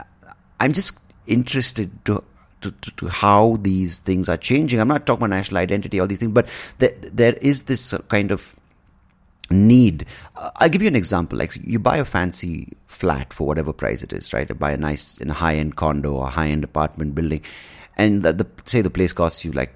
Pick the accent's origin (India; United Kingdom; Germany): India